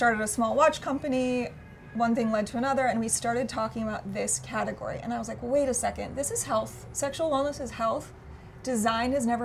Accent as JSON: {"language": "English", "town": "Sacramento", "region": "California", "country": "United States", "tie": "born or raised there", "also_born_or_lived": "New Mexico / Los Angeles", "moved": "as an adult", "lives_now": "New York, United States"}